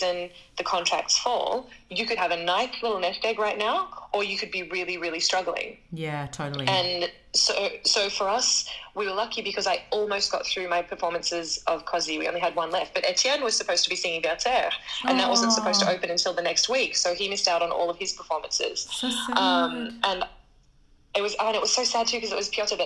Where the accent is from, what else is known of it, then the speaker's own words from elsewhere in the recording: Australia; moved away as an adult; also born or lived in Sydney; now in Paris, France; I am an Australian soprano